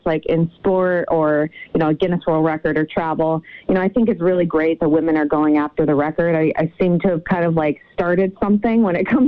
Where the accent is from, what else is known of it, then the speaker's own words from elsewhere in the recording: Connecticut, United States; I'm from Connecticut originally